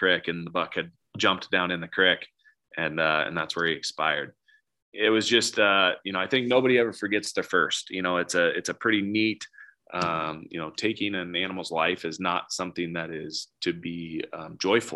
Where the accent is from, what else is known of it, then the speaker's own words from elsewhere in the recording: Nebraska, United States; moved away; also born or lived in Wyoming; I'm from Nebraska